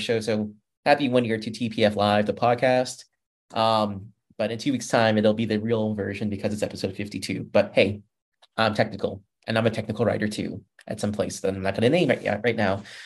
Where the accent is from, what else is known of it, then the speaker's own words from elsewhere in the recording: Massachusetts, United States; now in Texas, United States; I am from Massachusetts